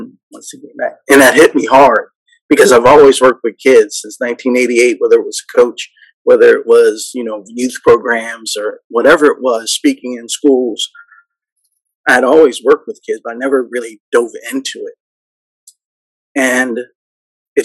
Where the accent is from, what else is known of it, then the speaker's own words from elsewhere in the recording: New York, United States; I grew up in New York